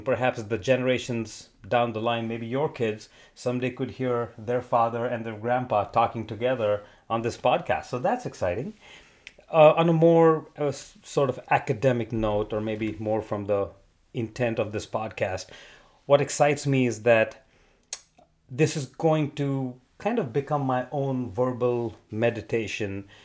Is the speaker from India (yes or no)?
yes; India; moved away as an adult; also born or lived in Arizona, United States; now in Southern California, United States; born in Arizona fifty years ago, moved to India when I was three with my parents, and then came back when I was twenty-one years old.